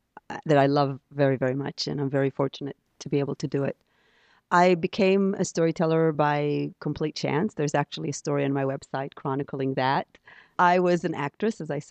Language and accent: English; Jerusalem, Jerusalem District, Israel; first language Hebrew; English is a second language; moved away as an adult; also born or lived in Stanford, United States / New York City, United States; now in United States; I grew up in Jerusalem in Israel